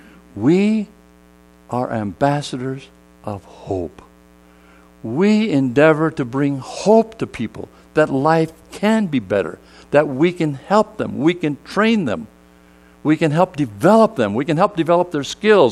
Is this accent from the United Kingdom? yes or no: no; South Korea; born there; You know, I told you I was born in Korea, but I probably don't look like a Korean, do I?